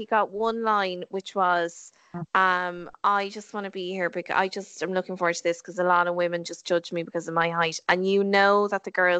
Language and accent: English; Ireland; we're Irish.